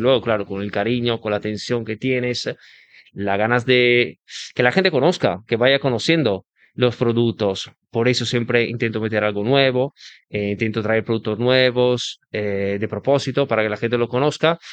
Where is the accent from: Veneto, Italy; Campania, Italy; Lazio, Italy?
Veneto, Italy; Venice; Spanish is a second language; moved away; yo soy de Venecia, nací de Venecia, pero tengo mi padre que es napolitano.